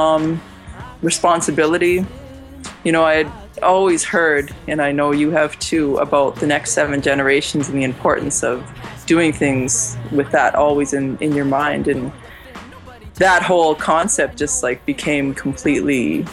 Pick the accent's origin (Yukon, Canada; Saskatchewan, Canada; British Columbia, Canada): Saskatchewan, Canada; Muskoday First Nation; now in Saskatoon, Canada; I'm from Muskoday First Nation out here in Plains Cree Territory, Treaty 6, what is now known as Saskatoon, is where I stay